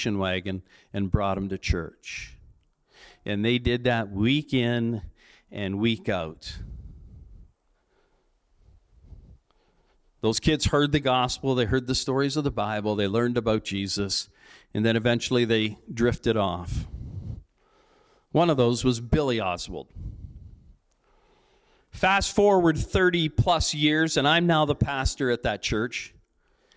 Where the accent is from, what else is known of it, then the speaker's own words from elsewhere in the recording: Cambridge, Ontario, Canada; now in Strathroy, Canada; When I was a kid growing up in Cambridge, I grew up in Cambridge